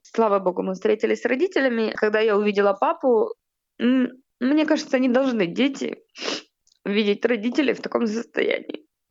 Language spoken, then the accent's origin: Russian; Kherson, Kherson Oblast, Ukraine; мы достаточно типичная семья, украинская, мы из Херсона